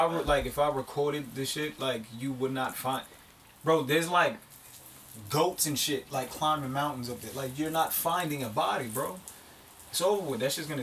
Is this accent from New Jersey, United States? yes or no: yes; Newark, New Jersey, United States; also born or lived in Kentucky; growing up in Newark just turned me into a monster.